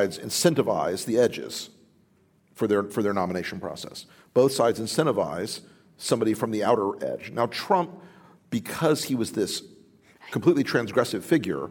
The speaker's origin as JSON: {"language": "English", "region": "Florida", "country": "United States", "said": "my home state of Florida"}